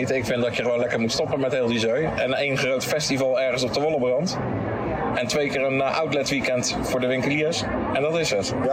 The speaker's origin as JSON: {"language": "Dutch", "town": "Westland", "region": "South Holland", "country": "Netherlands", "said": "Als echte Westlander eh, moet het een Westlands feestje zijn, maar ik moet zeggen, in Naaldwijk, zeker de gehele Rembrandtstraat, is gewoon één groot feest met gezelligheid."}